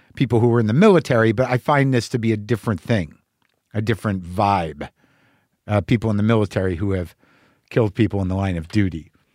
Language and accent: English; New Mexico, United States; also born or lived in New Jersey; I was born in sixty three, New Jersey. I was raised in New Mexico